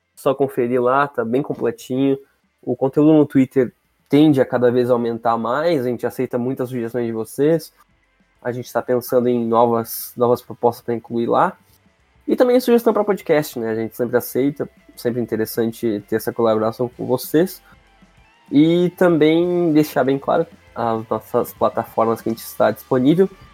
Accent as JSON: {"language": "Portuguese", "area": "Gaúcho", "region": "Rio Grande do Sul", "country": "Brazil", "said": "sou gaúcho."}